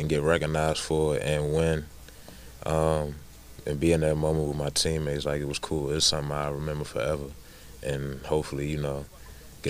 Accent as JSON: {"language": "English", "town": "Baltimore", "region": "Maryland", "country": "United States", "tie": "born or raised there", "also_born_or_lived": "Alabama", "moved": "as an adult", "said": "I'm originally from Baltimore, Maryland. That's my hometown."}